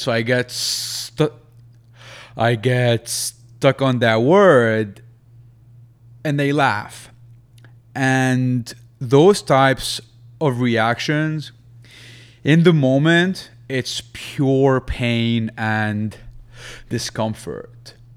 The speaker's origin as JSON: {"language": "English", "country": "Lebanon", "moved": "yes", "said": "back in my home country in Lebanon"}